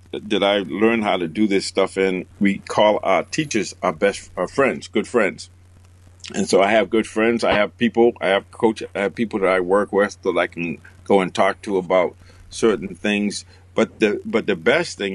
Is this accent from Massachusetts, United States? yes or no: yes; Boston, Massachusetts, United States; I grew up in Boston, I live in Boston